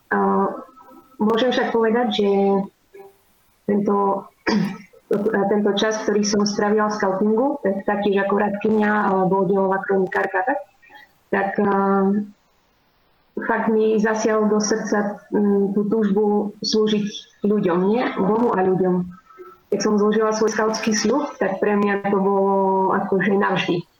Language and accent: Slovak; Krompachy, Košice Region, Slovakia; moved away as an adult; now in Spain; pochádzam eh, z Krompa, z východného Slovenska.